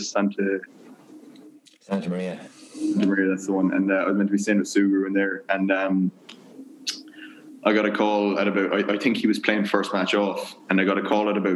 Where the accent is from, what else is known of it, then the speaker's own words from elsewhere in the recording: Kinsale, Ireland; moved away as an adult; also born or lived in Maynooth / Louisville; growing up in Ireland.